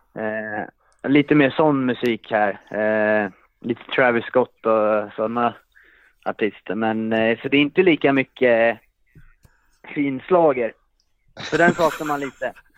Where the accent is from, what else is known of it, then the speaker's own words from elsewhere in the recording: Vallentuna, Stockholm County, Sweden; moved away; när man är hemma i Vallentuna